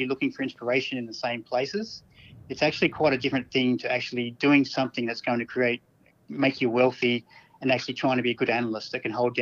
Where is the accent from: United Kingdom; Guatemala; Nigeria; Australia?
Australia; Mount Gambier, South Australia; I grew up in Mount Gambier in country South Australia